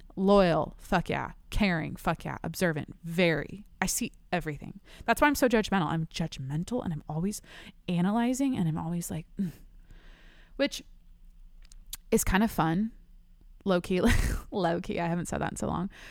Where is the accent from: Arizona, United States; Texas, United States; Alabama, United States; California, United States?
California, United States; San Diego; I'm from San Diego